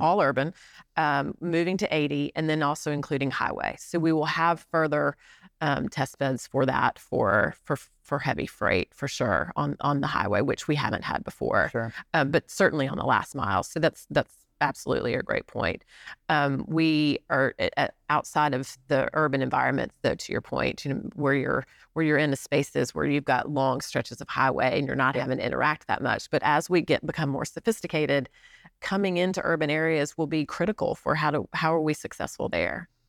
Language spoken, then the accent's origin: English; Alabama, United States; moved away as an adult; also born or lived in New York; now in Chattanooga, United States; my home state of Alabama